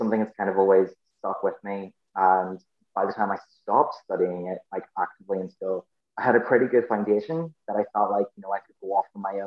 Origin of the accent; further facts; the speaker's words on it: Northern Ireland, United Kingdom; first language English; I grew up in the 90s in Northern Ireland.